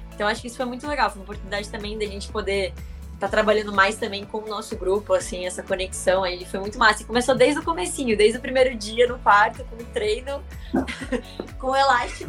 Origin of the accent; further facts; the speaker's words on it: Brazil; como brasileiras